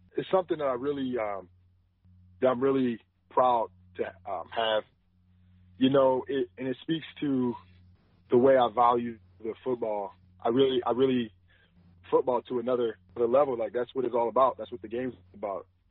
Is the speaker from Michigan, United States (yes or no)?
no; Wisconsin, United States; I grew up in Wisconsin